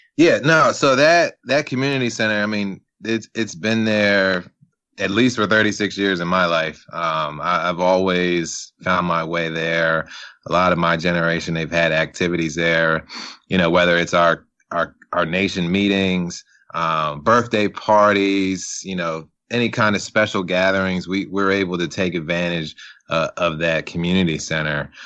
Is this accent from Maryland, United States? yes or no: yes; Salisbury, Maryland, United States; now in Columbia, Maryland, United States; I'm originally from, born and raised in Salisbury, Maryland